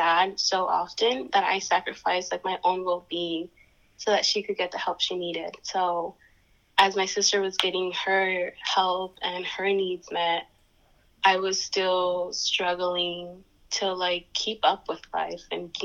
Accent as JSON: {"language": "English", "town": "Santa Ana", "region": "California", "country": "United States", "tie": "born or raised there", "said": "I grew up in Santa Ana, California, which is in SoCal"}